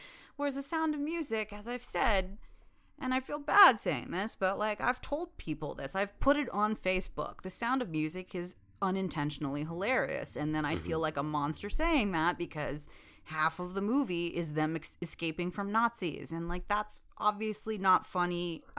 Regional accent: India; I can call him Rudy because I'm Indian

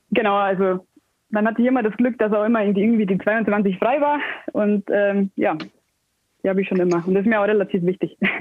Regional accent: Ingolstadt, Bavaria, Germany; bin gebürtig aus Ingolstadt, wohne hier schon immer, spiele schon immer hier

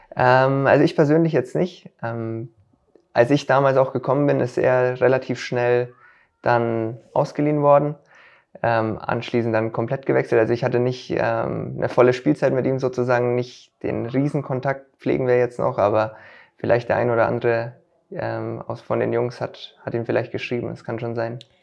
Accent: Stammbach, Bavaria, Germany; also born or lived in Münchberg; Ich wurde in Münchberg geboren und Stambach, Stambach, wo ist dann auch mein Familienhaus

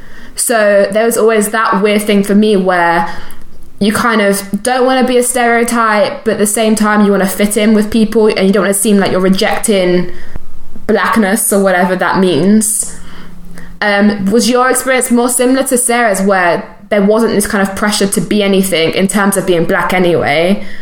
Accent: London, United Kingdom; I grew up around a lot of black people, because I grew up in South London, then I moved to East London, and in my school there were loads of like people from Caribbean heritage, African heritage

